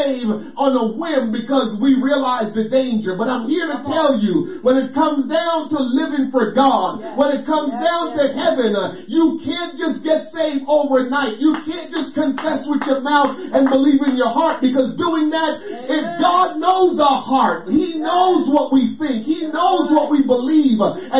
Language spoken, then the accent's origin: English; Jamaica; growing up in Jamaica